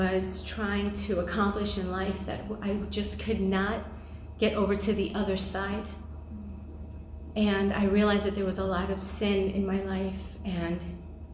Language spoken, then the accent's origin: English; New York City, New York, United States; I grew up in New York City, and I grew up in a family that were not believers.